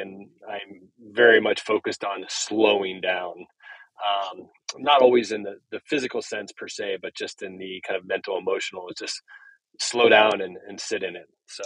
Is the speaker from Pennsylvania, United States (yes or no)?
yes; Pennsylvania, United States; I grew up in Pennsylvania